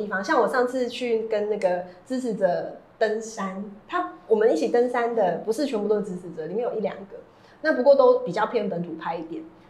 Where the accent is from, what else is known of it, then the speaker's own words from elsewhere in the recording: Taiwan; 全台湾都是台派啦，怎么会不是台派啊？我们就是台湾人